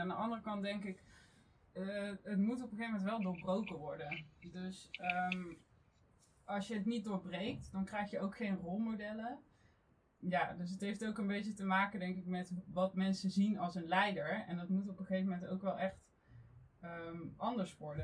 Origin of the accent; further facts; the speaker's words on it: North Brabant, Netherlands; now in The Hague, Netherlands; En ik kom oorspronkelijk uit Brabant. Dus vandaar dat je niet echt een Haags accent zult terughoren vandaag.